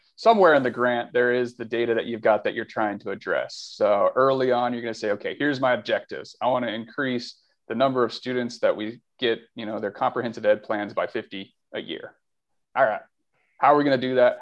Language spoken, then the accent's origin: English; Albuquerque, New Mexico, United States; also born or lived in Riverside, California / Brea, California; now in Santa Barbara, United States; I grew up in New Mexico, Albuquerque, New Mexico, and Riverside